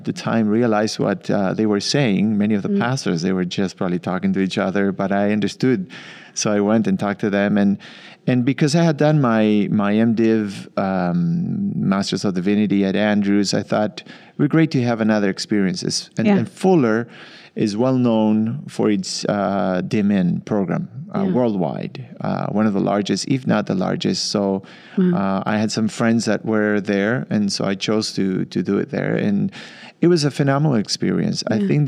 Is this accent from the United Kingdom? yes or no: no; Uruguay; moved away as an adult; also born or lived in Argentina / Michigan, United States; I grew up in Uruguay, South America, and grew up in the church